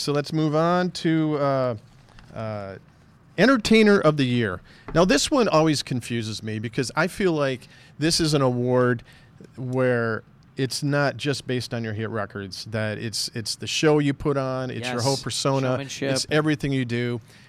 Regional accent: Illinois, United States; now in Columbus, United States; I'm from Illinois, so I'm relatively new.

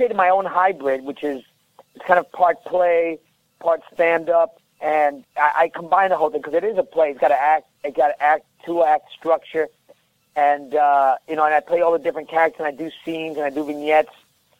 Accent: New York, United States; also born or lived in Colombia; I'm a New Yorker, I'm fast-talking.

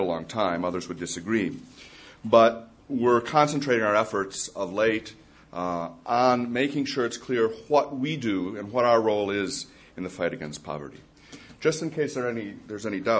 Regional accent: Ann Arbor, Michigan, United States; moved away; I grew up in Ann Arbor, as the son of a U of M professor

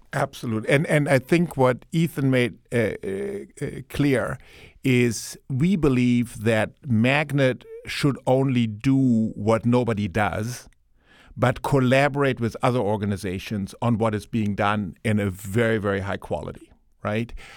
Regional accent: Germany; moved away; as you can tell from my Ohio accent, um, I, um, I, uh, grew up in Germany.

